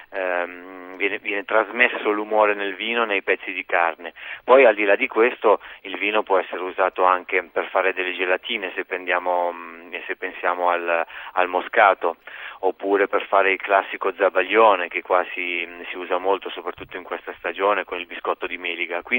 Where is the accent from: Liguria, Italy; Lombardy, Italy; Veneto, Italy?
Lombardy, Italy; moved away; io essendo lombardo